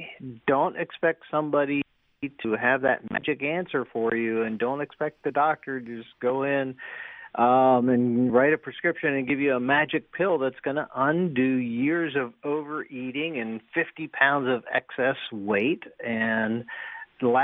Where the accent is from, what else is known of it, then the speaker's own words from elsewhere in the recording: United States; we're American